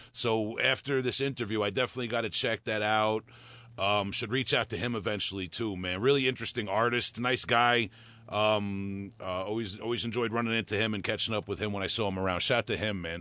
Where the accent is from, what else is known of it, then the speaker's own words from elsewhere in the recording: Huntington, New York, United States; accent: Long Island; my hometown of Huntington, New York